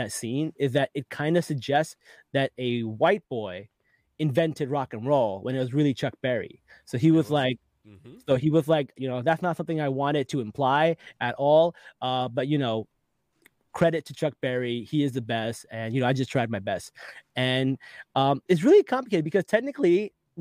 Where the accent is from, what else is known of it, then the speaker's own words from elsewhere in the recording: Pakistan; I'm from Pakistan, and where I'm from, we don't need roads